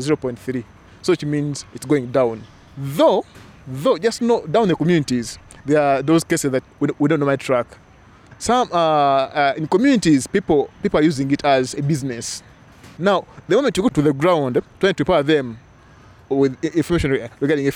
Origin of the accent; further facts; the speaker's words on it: Kampala, Uganda; I'm from Kampala, Uganda.